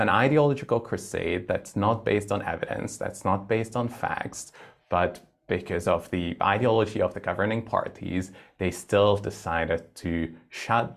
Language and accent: English; Budapest, Hungary; my home country, originally born and bred in Budapest, Hungary.